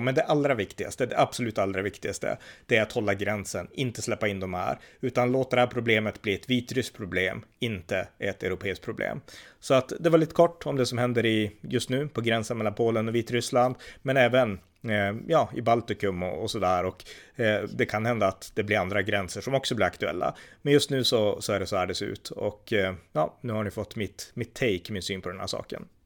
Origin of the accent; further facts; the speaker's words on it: Sweden; jag var från Sverige